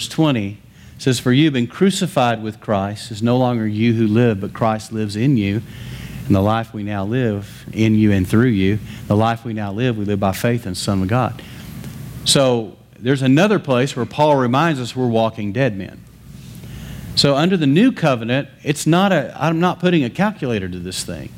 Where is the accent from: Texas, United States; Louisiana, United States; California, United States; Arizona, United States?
Texas, United States; West; I grew up in West Texas in the middle of cotton fields